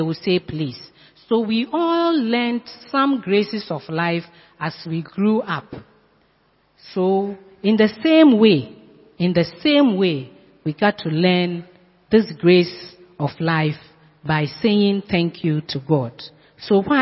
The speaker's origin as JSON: {"language": "English", "town": "Sekondi-Takoradi", "region": "Western Region", "country": "Ghana", "tie": "born or raised there", "moved": "yes", "lives_now": "Accra, Ghana", "said": "I went to my hometown a few years ago. I met my classmate, my class one mate. We played along the streets of Sekendi."}